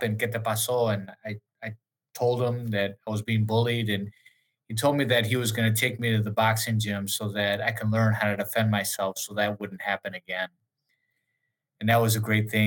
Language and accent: English; Milwaukee, Wisconsin, United States; I grew up in the near south side of Milwaukee. Most of my parents are from Puerto Rico. So they came from Puerto Rico for better opportunity, for work. And I was born and raised here.